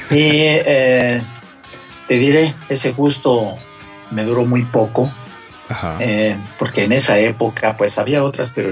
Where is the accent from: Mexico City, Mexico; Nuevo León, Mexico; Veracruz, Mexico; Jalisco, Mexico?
Mexico City, Mexico; soy originario de la Ciudad de México, eh, del, barrio Bravo de Tacuaya. Y ahí iniciaron precisamente mis inicios, mi romance, mi largo romance con la moto.